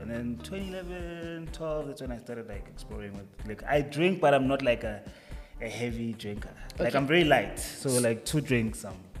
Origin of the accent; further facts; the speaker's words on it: Soweto, Gauteng, South Africa; my hood is Soweto. That's why I was brought up. Soweto, Meadowlands to be exact. Kasla, Mele, Zone 5.